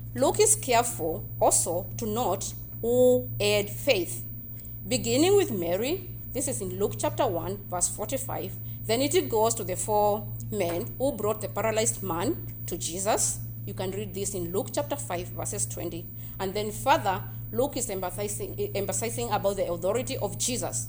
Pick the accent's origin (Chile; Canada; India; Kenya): Kenya; moved away; I am from Kenya. And in our culture back in Kenya